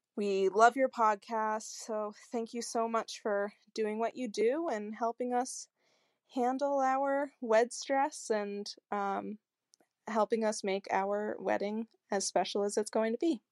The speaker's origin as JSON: {"language": "English", "region": "Connecticut", "country": "United States", "said": "I'm from Connecticut in the US"}